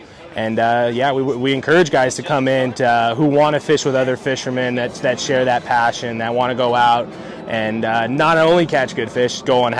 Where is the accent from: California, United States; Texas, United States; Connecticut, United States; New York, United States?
California, United States; Los Angeles; I grew up in Sylmar, right there, Roxford and Polk.